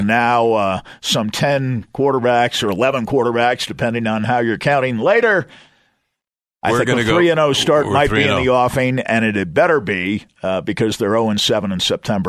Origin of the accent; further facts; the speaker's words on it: East Coast, United States; I grew up on the East Coast, and it was fall after Labor Day back there.